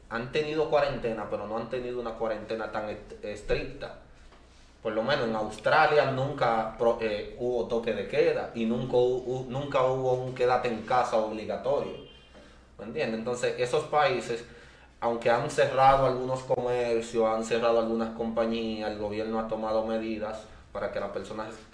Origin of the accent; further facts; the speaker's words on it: San José de Ocoa, Dominican Republic; Yo soy, yo soy ocoeño yo soy de allá de Ocoa.